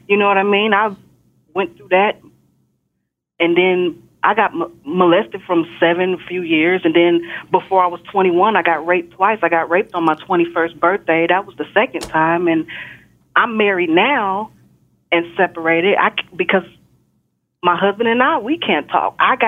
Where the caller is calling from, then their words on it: Texas, United States; I'm calling from Texas.